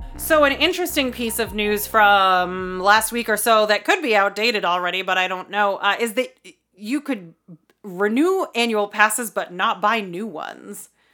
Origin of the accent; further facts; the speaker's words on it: Boston, Massachusetts, United States; we're from the Boston area